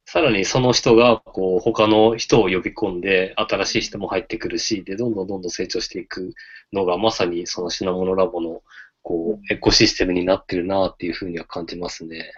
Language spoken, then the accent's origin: Japanese; Hokkaido, Japan; also born or lived in Tokyo; now in Ishikawa, Japan; 地元が北海道で、あの、東京出てきて